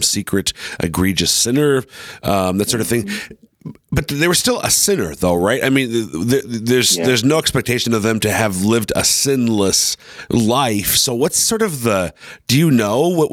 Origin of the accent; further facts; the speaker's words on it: Minnesota, United States; now in Sioux Falls, United States; I'm from Minnesota